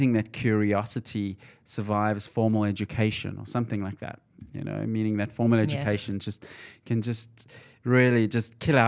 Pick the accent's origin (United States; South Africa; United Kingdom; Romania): South Africa; Johannesburg, Gauteng; when I grew up in Johannesburg, South Africa, it was very hard to get ahead without a degree.